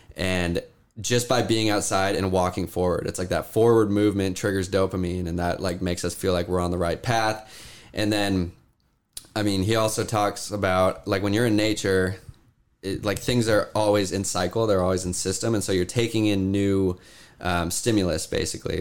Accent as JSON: {"language": "English", "town": "Issaquah", "region": "Washington", "country": "United States", "tie": "born or raised there", "said": "we're in Washington and this is where I grew up. I grew up in Issaquah"}